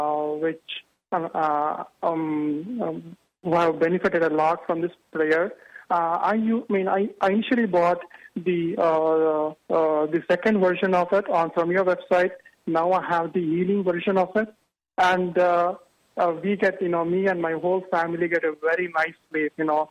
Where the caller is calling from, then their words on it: New Albany, Ohio, United States; I'm calling from New Albany, Ohio.